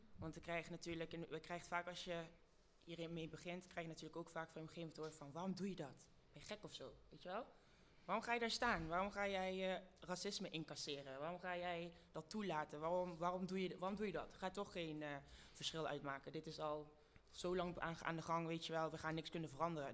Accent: Lieshout, North Brabant, Netherlands; also born or lived in Congo; ik kwam daar aan als Congolees meisje. Met een alleenstaande moeder in Lieshout in Brabant

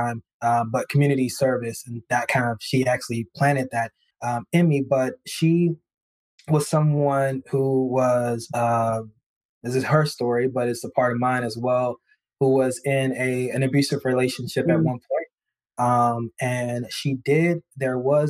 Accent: East Texas, United States; moved away; I'm originally from East Texas

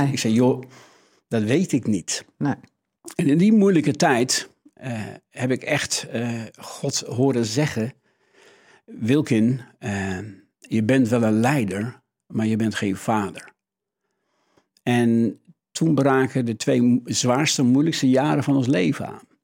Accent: Netherlands; Dat zit echt in onze, ons DNA als, als Hollanders

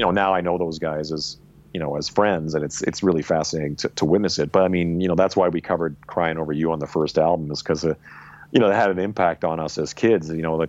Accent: the Prairies, Canada; I'm like, yeah, well, we were guys growing up in the prairies listening to rock and roll.

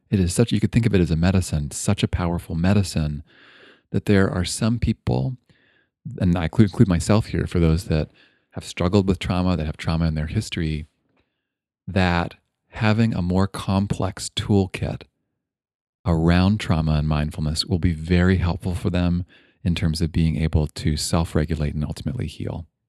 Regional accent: Toronto, Ontario, Canada; now in Bay Area, California, United States; I grew up in Toronto

